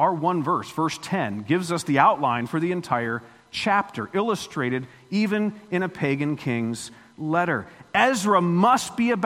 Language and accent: English; Florida, United States; moved away; I grew up in Florida, lived there 40 years